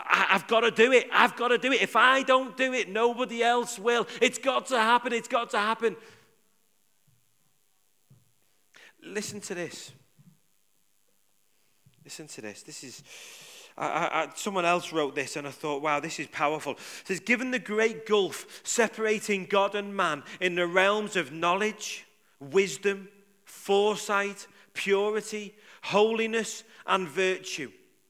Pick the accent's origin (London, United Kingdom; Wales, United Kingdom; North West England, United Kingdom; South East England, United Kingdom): North West England, United Kingdom; Liverpool; I'm from Liverpool.